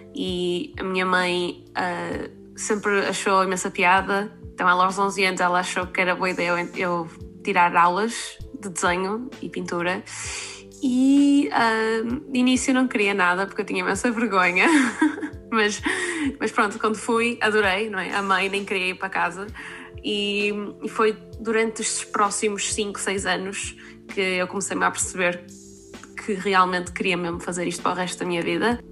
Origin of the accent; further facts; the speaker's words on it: Porto, Norte, Portugal; moved away as an adult; also born or lived in Leeds; now in Manchester, United Kingdom; estou neste momento a viver em Manchester, mas nasci e cresci no Porto